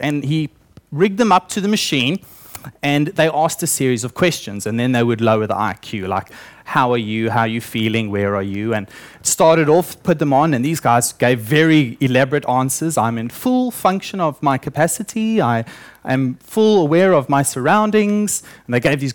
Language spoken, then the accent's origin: English; South Africa; moved away; I grew up in South Africa, obviously, and I spent my early childhood on a banana farm.